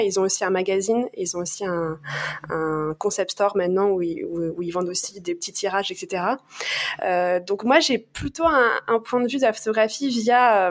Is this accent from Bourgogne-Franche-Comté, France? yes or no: no; Paris, Île-de-France, France; je suis parisienne